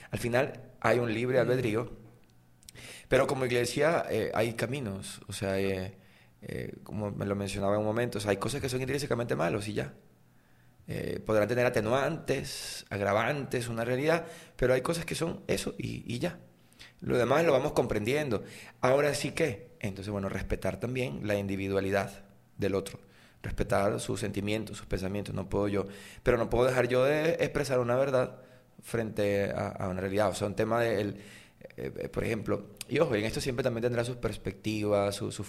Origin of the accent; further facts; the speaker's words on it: Valencia, Carabobo, Venezuela; also born or lived in Sarare, Lara; yo soy de la parroquia La, Candelaria, del centro de Valencia.